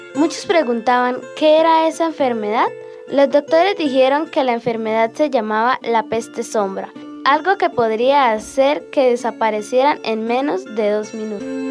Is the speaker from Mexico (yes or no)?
no; Charalá, Santander, Colombia; soy de Charalá, vivo en el barrio San Luis